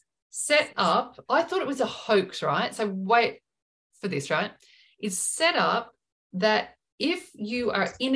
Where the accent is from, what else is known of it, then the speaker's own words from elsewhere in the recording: Australia; us being Australian